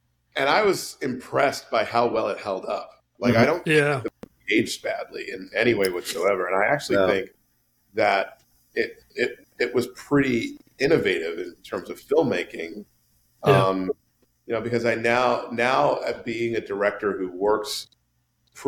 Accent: New York City, New York, United States; moved away as an adult; the New York that I grew up in or that I, you know, lived

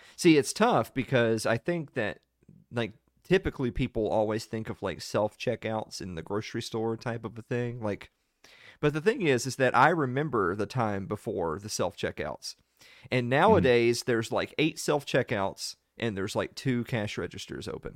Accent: the South, United States; I'm from the South, and we have a place down here called Waffle House

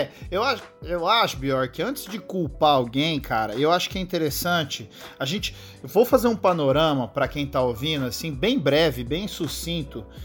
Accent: São José do Rio Preto, São Paulo, Brazil; eu sou de São José do Rio Preto, né? Uma cidade aqui no interior de São Paulo

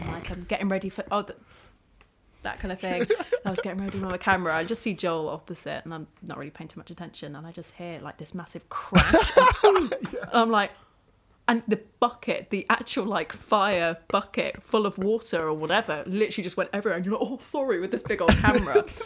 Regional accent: Isle of Wight, South East England, United Kingdom; moved away; I grew up on the Isle of Wight

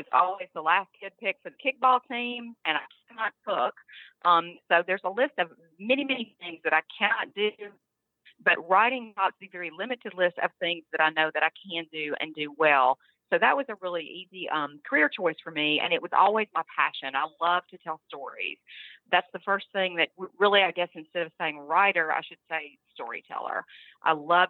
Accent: Memphis, Tennessee, United States; now in Mississippi, United States; I grew up in Memphis, Tennessee

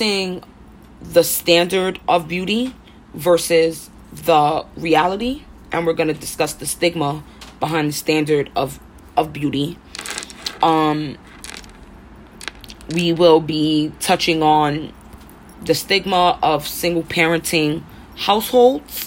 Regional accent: New York City, New York, United States; born and raised in Harlem, hence why I sound so rough

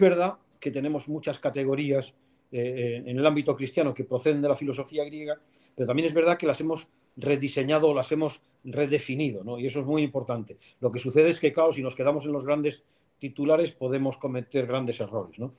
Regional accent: León, Castile and León, Spain; moved away as an adult; also born or lived in Salamanca; Yo soy de León, pero fui a estudiar a Salamanca

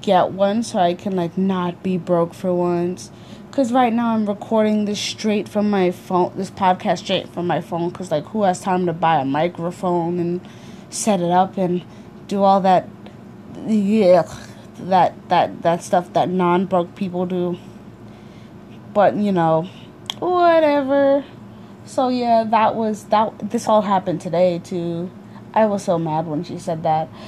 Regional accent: United States; also born or lived in Africa; I was born in Africa, but raised in America.

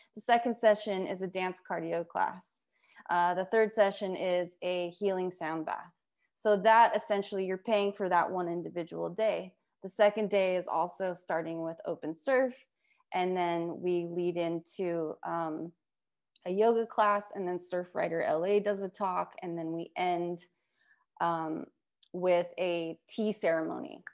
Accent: Las Vegas, Nevada, United States; I grew up in Las Vegas.

